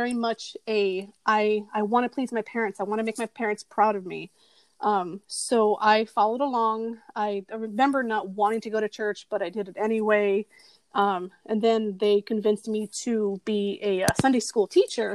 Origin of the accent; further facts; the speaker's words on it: Miami, Florida, United States; I grew up in Miami